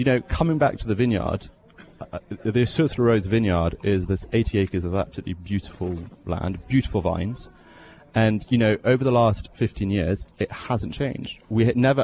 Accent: England, United Kingdom; moved away as an adult; also born or lived in Bordeaux, France; now in Canada; I am English

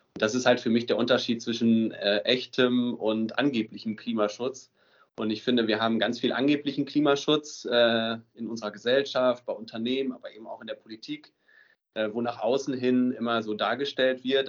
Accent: Emsdetten, North Rhine-Westphalia, Germany; ich komme aus Emstetten im Münsterland. Das ist so nördlich von Münster

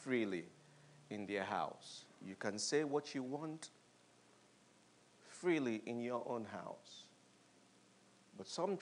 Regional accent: United Kingdom; we are British

